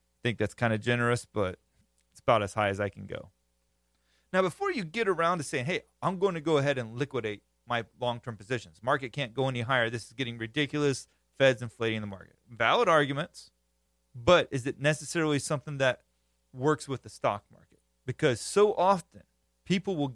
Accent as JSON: {"language": "English", "region": "Florida", "country": "United States", "tie": "born or raised there", "said": "I'm from Florida, grew up country"}